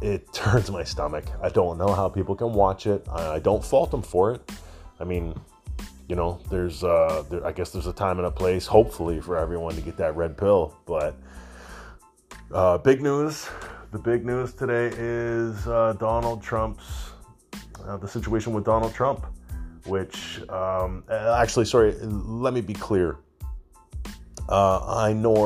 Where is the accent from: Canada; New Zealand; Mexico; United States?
Canada; being a Canadian boy, up here in Canada